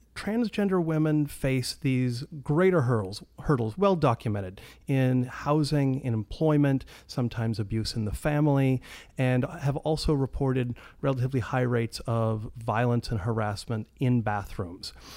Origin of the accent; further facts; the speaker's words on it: Washington, United States; I'm from Washington State